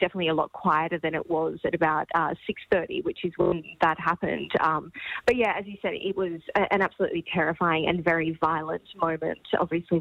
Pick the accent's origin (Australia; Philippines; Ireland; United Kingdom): Australia; Caloundra, Queensland; I'm from Caloundra.